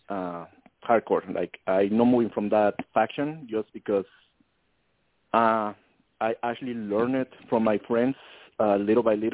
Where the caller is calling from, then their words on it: San Antonio, Texas, United States; I'm calling from San Antonio, Texas.